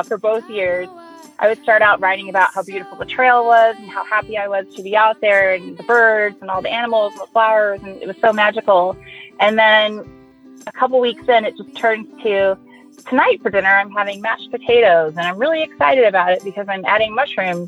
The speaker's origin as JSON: {"language": "English", "town": "Los Angeles", "region": "California", "country": "United States", "tie": "born or raised there", "lives_now": "Lake Tahoe, United States", "said": "I grew up in Los Angeles and the PCT was always really close by. And then I moved to Lake Tahoe"}